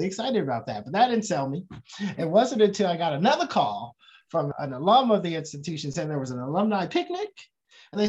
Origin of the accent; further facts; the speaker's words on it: Oakland, California, United States; I grew up on the West Coast, Oakland, California, to be exact, West Oakland, California